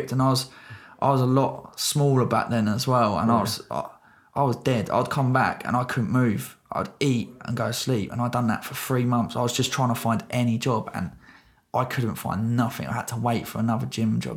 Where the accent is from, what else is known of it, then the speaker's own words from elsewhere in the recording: Aldershot, South East England, United Kingdom; we grew up in Aldershot